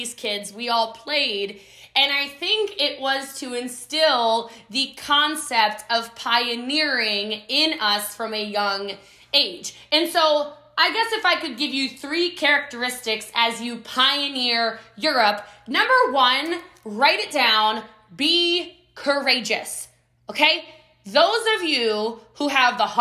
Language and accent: English; United States; I am American